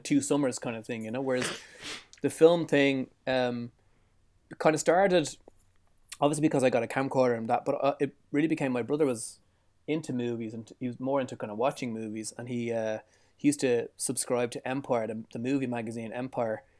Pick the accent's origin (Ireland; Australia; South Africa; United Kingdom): Ireland; Dublin, Leinster; I was born in Dublin, which is the capital city of Ireland. I was born in the south side